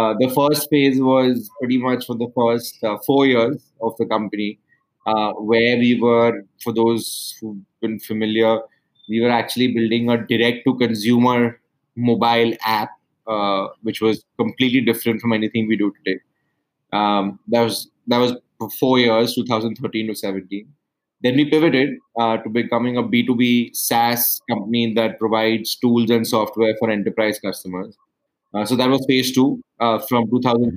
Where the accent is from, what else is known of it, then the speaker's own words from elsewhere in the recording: Mumbai, Maharashtra, India; moved away as an adult; also born or lived in Urbana-Champaign, United States / San Francisco, United States; I grew up in Mumbai or Bombay, as we localites like to call it.